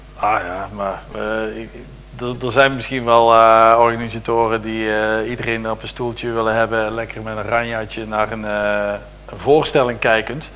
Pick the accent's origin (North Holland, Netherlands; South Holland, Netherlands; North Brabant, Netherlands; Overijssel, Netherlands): North Brabant, Netherlands; Deurne; moved away; ik kom eigenlijk uit Deurne, dus het eh, is daar eh, net aan de andere kant van de grens met Limburg.